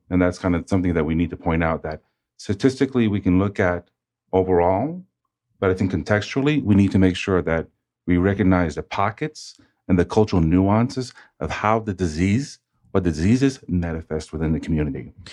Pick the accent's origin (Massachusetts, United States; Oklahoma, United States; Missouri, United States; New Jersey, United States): Massachusetts, United States; now in Atlanta, United States; I grew up in Massachusetts